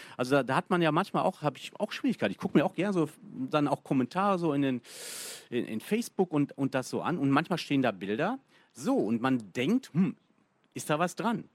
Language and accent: German; Bielefeld, North Rhine-Westphalia, Germany; ich komme aus Bielefeld